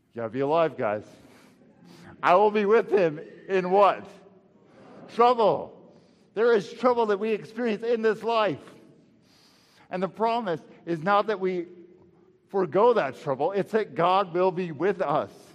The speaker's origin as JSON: {"language": "English", "region": "Texas", "country": "United States", "tie": "born or raised there", "moved": "yes", "said": "back home to Texas, and uh, right by my hometown"}